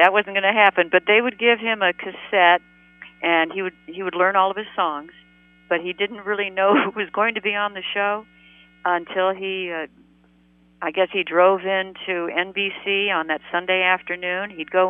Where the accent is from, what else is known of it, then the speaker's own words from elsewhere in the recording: Beverly Hills, California, United States; also born or lived in New York; I was born in New York, and then we moved when Dad and Jerry were doing My Friend Irma Goes West, everybody moved out to California.